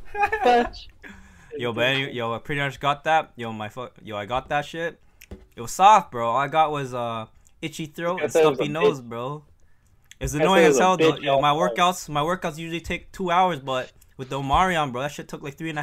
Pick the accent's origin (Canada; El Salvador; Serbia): Canada; Toronto, Ontario; I'm from Scarborough